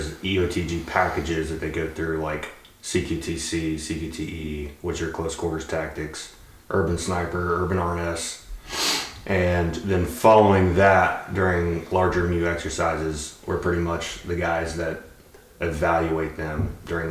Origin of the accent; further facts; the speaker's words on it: East Tennessee, United States; originally from East Tennessee.